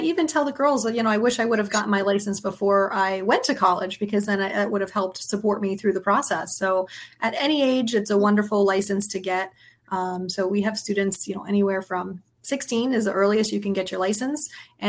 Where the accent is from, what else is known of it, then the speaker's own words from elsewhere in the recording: Southwest Florida, United States; also born or lived in Staten Island, New York; We moved down here in 84. So I was two. Wow. And so I grew up down here and, you know, tried for a little while to go away to college. And then I came right back. I was like, nothing is more beautiful than Southwest Florida. I'm coming home.